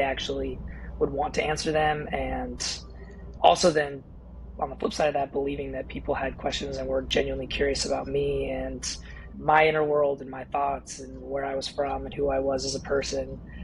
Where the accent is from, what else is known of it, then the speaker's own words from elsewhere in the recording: California, United States; moved away as an adult; also born or lived in Washington / North Carolina; raised in California